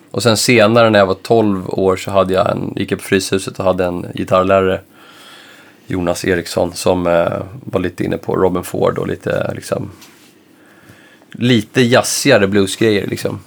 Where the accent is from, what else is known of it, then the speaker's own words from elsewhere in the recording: Stockholm, Stockholm County, Sweden; jag kom från Enskede då som var en förhållandevis liten förort där man inte var så mycket utanför liksom, sin förort